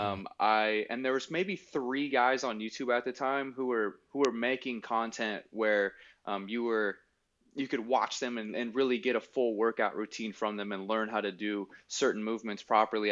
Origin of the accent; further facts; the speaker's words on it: Salem, Oregon, United States; I grew up in Salem with my aunt and uncle for the most part